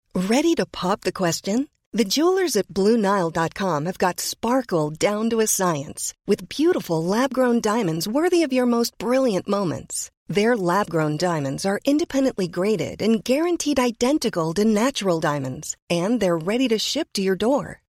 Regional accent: Cleveland, Ohio, United States; born and raised in Cleveland, Ohio

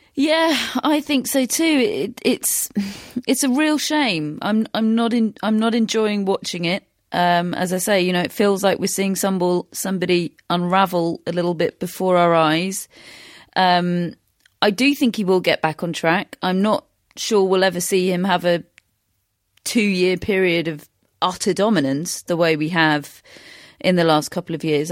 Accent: United Kingdom; we are British, we have particular experience of Andy Murray.

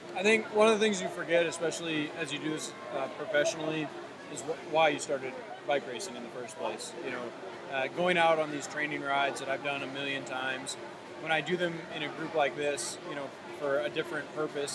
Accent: United States; as an American

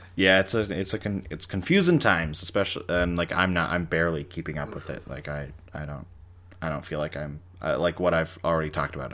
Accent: Canada; I'm a Canadian

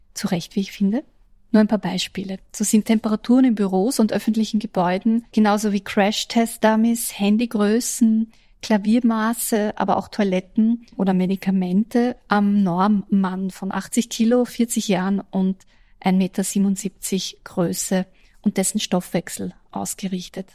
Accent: Austria; als Österreicherin

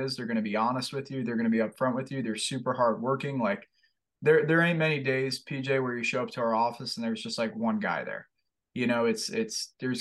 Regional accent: Fort Lauderdale, Florida, United States; now in Buies Creek, United States; I'm from Fort Lauderdale, Florida, man, and I grew up in a city

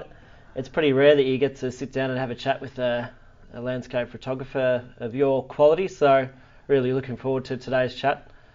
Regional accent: Ballarat, Victoria, Australia; We were both born in Ballarat.

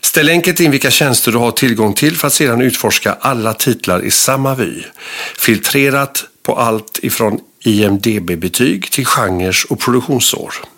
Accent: Gothenburg, Västra Götaland, Sweden; som göteborgare

